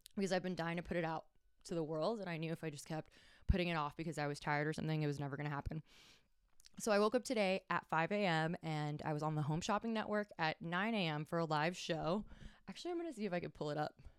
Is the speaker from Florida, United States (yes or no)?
yes; Miami, Florida, United States; moved away as an adult; now in Tampa Bay, United States; I was born in Miami and I moved here about five years ago